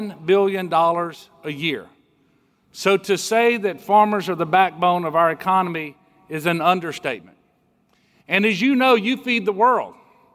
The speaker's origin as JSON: {"language": "English", "town": "Amite City", "region": "Louisiana", "country": "United States", "tie": "born or raised there", "lives_now": "Baton Rouge, United States", "said": "I grew up like he did. He's from Ethel, I'm from Maymeet. We both grew up on dairy farms."}